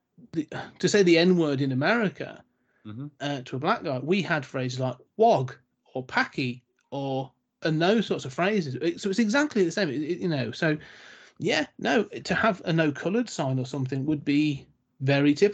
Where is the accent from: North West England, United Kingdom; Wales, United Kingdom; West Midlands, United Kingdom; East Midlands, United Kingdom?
West Midlands, United Kingdom; Coventry; When I was born and raised in Coventry